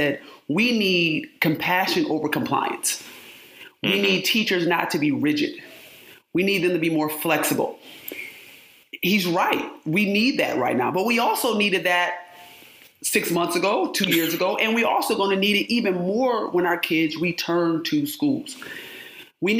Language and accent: English; Rochester, New York, United States; born or raised there